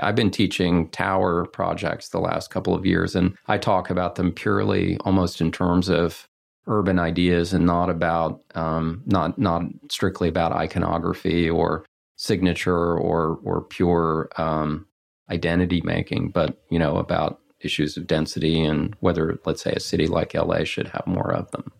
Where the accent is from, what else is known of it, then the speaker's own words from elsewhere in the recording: Texas, United States; now in Los Angeles, United States; growing up in Texas, landlocked and in the nineteen sixties